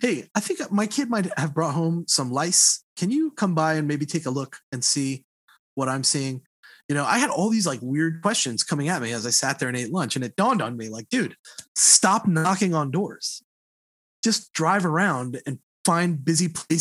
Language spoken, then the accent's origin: English; Miami, Florida, United States; moved away as an adult; now in Knoxville, United States; I'm from Miami